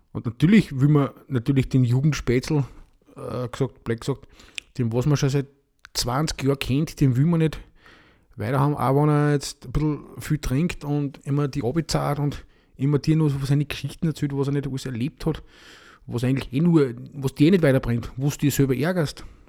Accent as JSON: {"language": "German", "country": "Austria", "said": "bei uns in Österreich"}